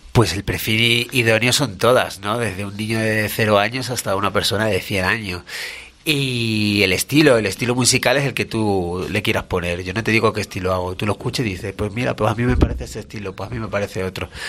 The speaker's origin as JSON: {"language": "Spanish", "town": "Badajoz", "region": "Extremadura", "country": "Spain", "moved": "as an adult", "lives_now": "Madrid, Spain", "said": "soy de Extremadura, de Badajoz, al lado de Portugal"}